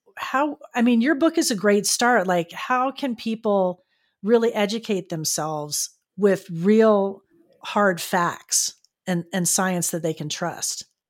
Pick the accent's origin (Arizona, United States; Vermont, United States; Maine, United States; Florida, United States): Florida, United States; Fort Lauderdale; now in San Diego, United States; my hometown of Fort Lauderdale